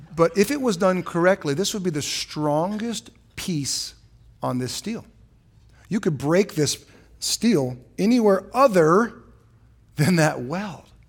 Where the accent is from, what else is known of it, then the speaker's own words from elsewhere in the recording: San Francisco, California, United States; also born or lived in Ohio; now in Surprise, United States; I was born in San Francisco